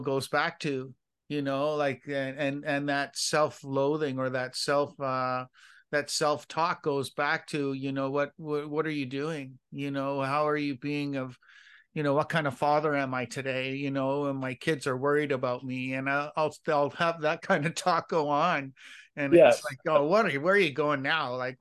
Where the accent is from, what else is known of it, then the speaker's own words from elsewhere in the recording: Toronto, Ontario, Canada; Scarborough, Toronto